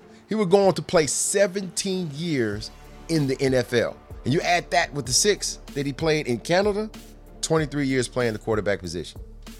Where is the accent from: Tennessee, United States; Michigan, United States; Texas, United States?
Tennessee, United States; Nashville; I've lived in the South all my life. Born and raised in Nashville, Tennessee.